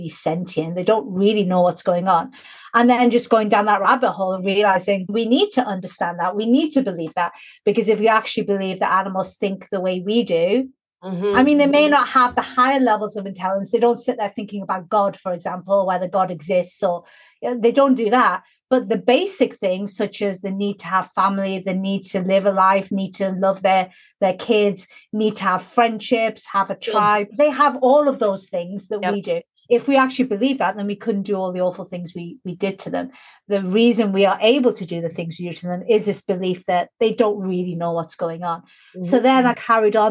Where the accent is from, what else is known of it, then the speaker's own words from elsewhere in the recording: Newcastle upon Tyne, North East England, United Kingdom; where I grew up in Newcastle, when I was growing up, there was literally no other non-white family for about a 10-mile radius